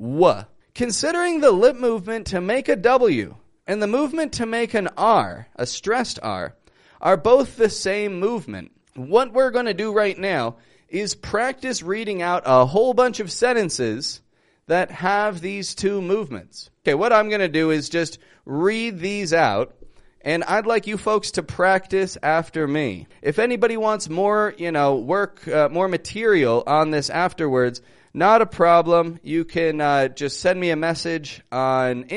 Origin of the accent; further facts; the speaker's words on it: Toronto, Ontario, Canada; moved away as an adult; now in Mexico; I'm from Toronto. I live in Mexico at the moment